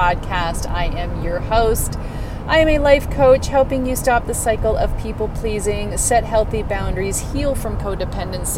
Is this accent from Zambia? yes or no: no; Canada; I grew up in Canada